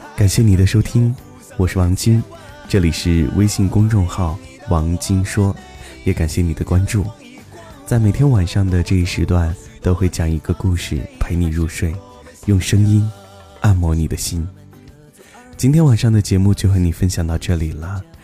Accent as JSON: {"language": "Chinese", "region": "Xinjiang", "country": "China", "tie": "born or raised there", "said": "我在新疆，等你来看看我的家乡"}